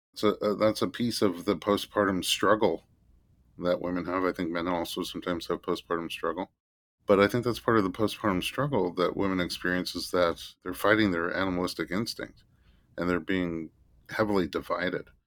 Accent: New York City, New York, United States; I was born in Staten Island, New York

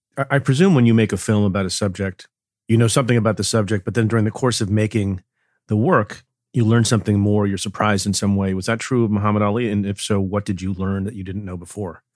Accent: New Jersey, United States; I grew up in Jersey

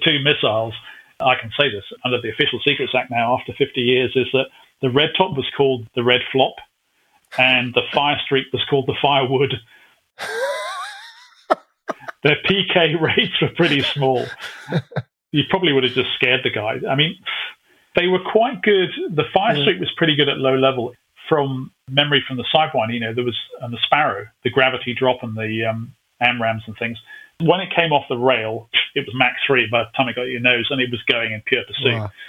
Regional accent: United Kingdom; Again, being typically British, we put the Genie nuclear missile and we actually fitted it onto the side of the fuel tank.

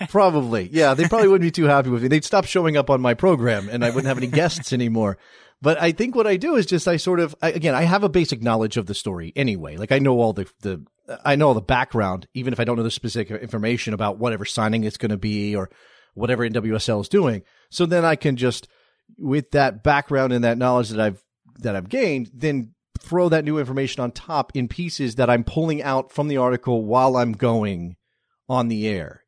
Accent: United States

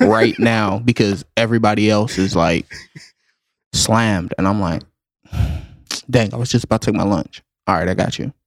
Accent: the South, United States; I'm from the South

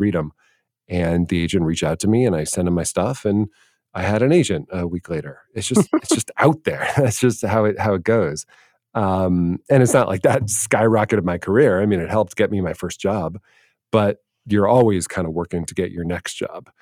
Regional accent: Washington, District of Columbia, United States; moved away as an adult; also born or lived in Los Angeles; I grew up in Washington, D C

